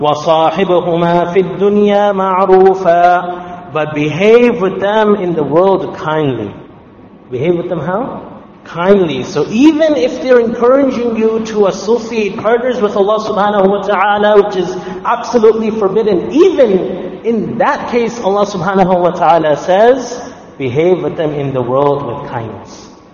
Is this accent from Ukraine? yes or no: no; Canada; also born or lived in Ottawa; As Canadian Muslims